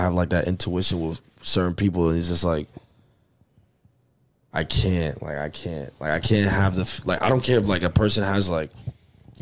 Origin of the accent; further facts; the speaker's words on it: New York, United States; I'm from New York